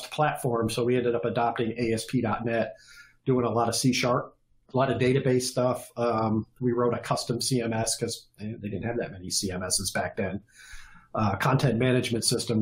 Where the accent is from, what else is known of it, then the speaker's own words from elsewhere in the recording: Detroit, Michigan, United States; also born or lived in Austin, Texas; I am a native Michigander, grew up in Metro Detroit